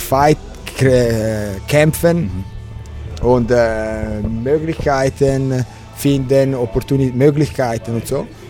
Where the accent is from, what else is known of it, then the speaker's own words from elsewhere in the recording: Mezzovico, Ticino, Switzerland; German is a second language; also born or lived in Morcote; Ich bin in Tessin geboren, in Mezzovico, in der Mitte der Kanton